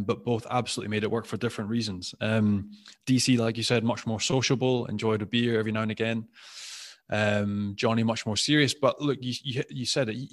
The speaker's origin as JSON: {"language": "English", "region": "Scotland", "country": "United Kingdom", "said": "I'm Scottish, although I do not have my French passport"}